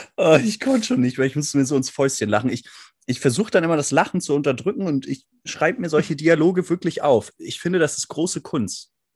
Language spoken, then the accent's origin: German; Northern Germany, Germany; also born or lived in Hamburg; als Norddeutscher